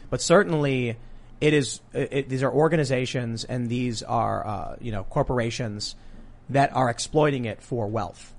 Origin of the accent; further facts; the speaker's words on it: Chicago, Illinois, United States; I'm a high school dropout from the South Side of Chicago and I'm from a mixed race family